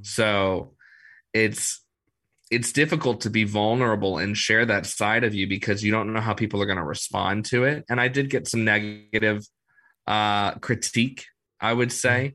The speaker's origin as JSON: {"language": "English", "town": "New Orleans", "region": "Louisiana", "country": "United States", "tie": "born or raised there", "said": "I grew up in New Orleans, so I've been here my whole life"}